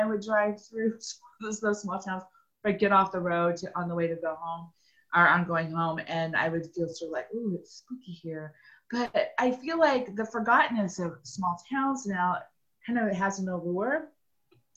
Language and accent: English; Kansas, United States; also born or lived in Oklahoma / Pittsburg, Kansas; now in Kansas City, United States; I was born in Oklahoma, and then when we were five, we moved to OCSU to Kansas, tiny little town.